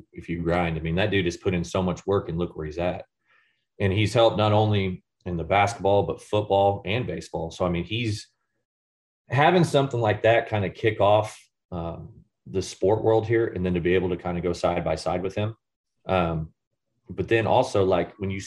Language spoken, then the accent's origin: English; St. Joseph, United States; moved away as an adult; also born or lived in Indiana; we saw St. Joe as a, you know, it was my hometown